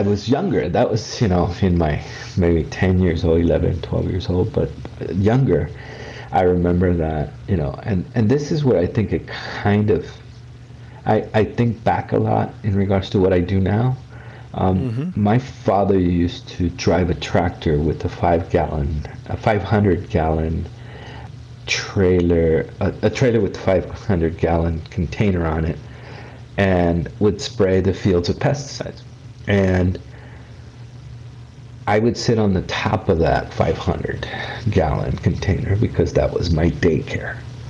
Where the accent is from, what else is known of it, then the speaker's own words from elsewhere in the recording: Mexico; born there; I was born in Mexico. My parents were farm workers here in California, here actually in San Diego County.